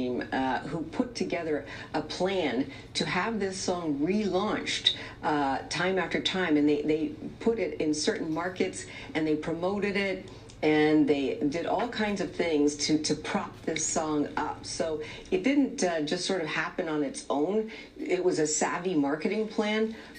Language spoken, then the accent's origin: English; Toronto, Ontario, Canada; I'm from the Big Smoke, the 416, the TO, Toronto